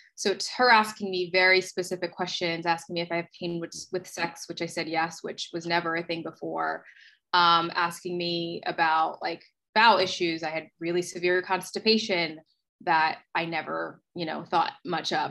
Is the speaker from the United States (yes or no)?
yes; New Jersey, United States; moved away as an adult; also born or lived in Philadelphia; now in Los Angeles, United States; I am originally from New Jersey. I grew up in South Jersey, went to college in Philadelphia